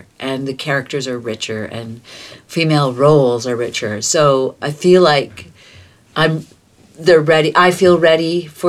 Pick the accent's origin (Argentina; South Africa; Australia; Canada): Canada; Toronto, Ontario; also born or lived in Malta; I think growing up in the Junction.